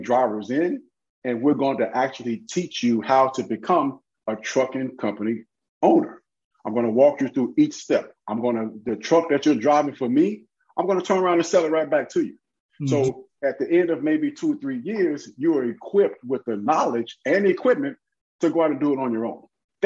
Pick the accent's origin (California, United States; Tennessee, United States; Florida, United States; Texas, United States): Tennessee, United States; Memphis; moved away; Born and raised in Memphis, Tennessee